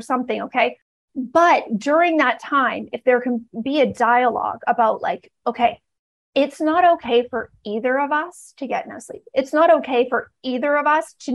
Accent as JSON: {"language": "English", "country": "Canada", "tie": "born or raised there", "said": "I grew up in Canada"}